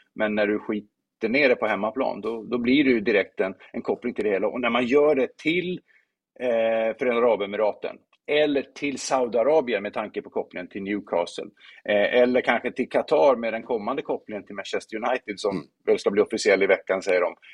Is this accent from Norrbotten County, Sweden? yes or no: yes; Luleå, Norrbotten County, Sweden; jag kommer från Luleå och spelar fotboll med IFK Luleå